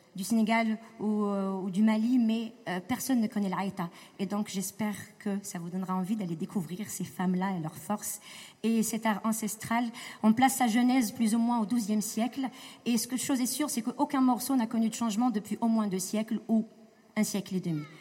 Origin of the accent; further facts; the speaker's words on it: Morocco; moved away; j'ai grandi au Maroc